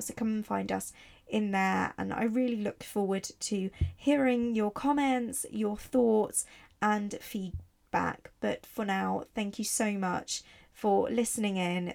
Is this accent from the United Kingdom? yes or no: no; Italy; moved away; also born or lived in Barcelona; I grew up in Italy